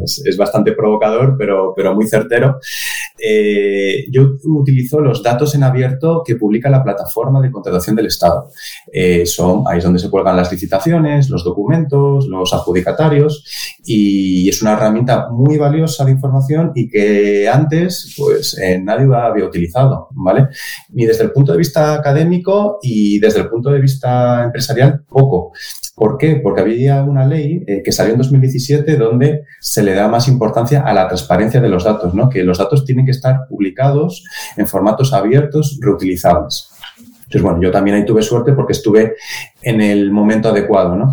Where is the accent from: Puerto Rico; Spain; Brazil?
Spain; Oviedo, Asturias; Nacido, estudiado y trabajando en Oviedo